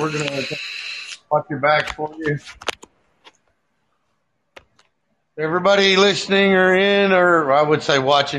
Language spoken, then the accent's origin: English; Texas, United States; I'm originally from Texas.